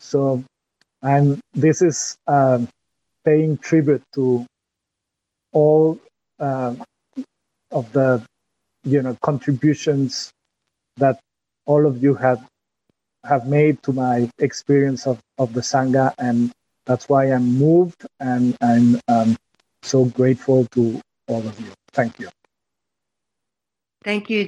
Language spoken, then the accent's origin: English; France; English is a second language; My accent when I go to, back to France or while I speak with you in English my accent as a creative expression.